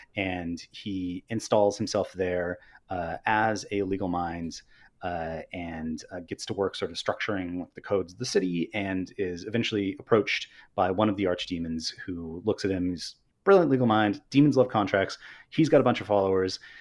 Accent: Northern California, United States; I'm from Northern California and not from Southern California

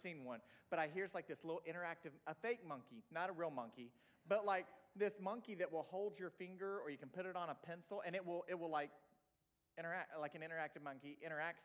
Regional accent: Tulsa, Oklahoma, United States; moved away as an adult; also born or lived in Lisbon, Portugal; I'm from Oklahoma

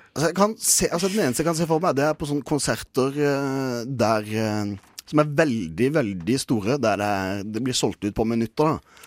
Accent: Kristiansand, Agder, Norway; jeg er fra Kristiansand

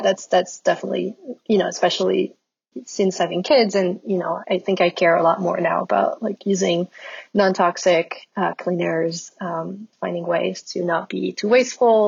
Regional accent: Lyon, Auvergne-Rhône-Alpes, France; moved away as an adult; now in Brooklyn, United States; So I grew up in Lyon in France

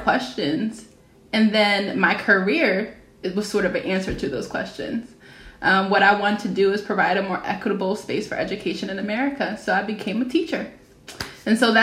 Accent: Philadelphia, Pennsylvania, United States; I'm from Philadelphia. My neighborhood high school is MLK High School

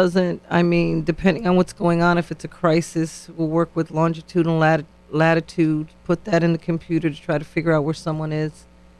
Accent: New Haven, Connecticut, United States; Yes, I'm born and raised in New Haven as well.

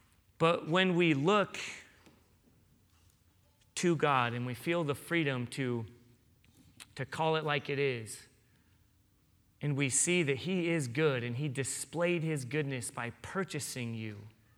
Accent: San Diego, California, United States; I grew up in San Diego, so for me, when I hear that, I picture great white sharks.

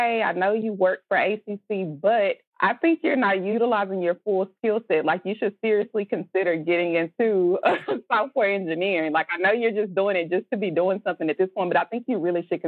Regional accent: Texas, United States; I'm from Texas.

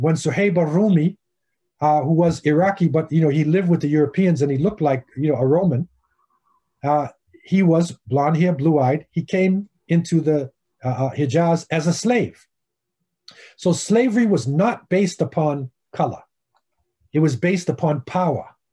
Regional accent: United States; I'm Afro American

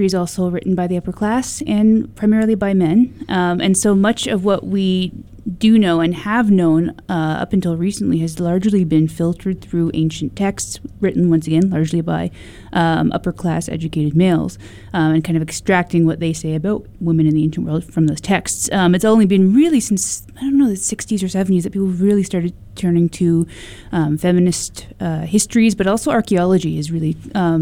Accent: Canada; moved away as an adult; now in Australia; I come from Canada. I made the big trip across the pond last June

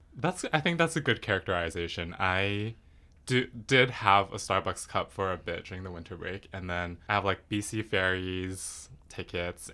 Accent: Richmond, British Columbia, Canada; I was born in Richmond. One interesting thing about Richmond is that it's very, I feel like it's very Asian. Growing up in school

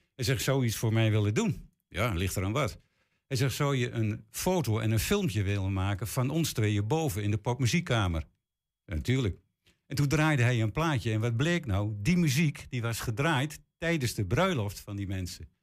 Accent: Hengelo, Overijssel, Netherlands; also born or lived in Lochem; Toen ik acht jaar was, zijn we naar Hengelo eh, gekomen. En eh, ja, sinds die tijd woon ik, woon ik in Hengelo.

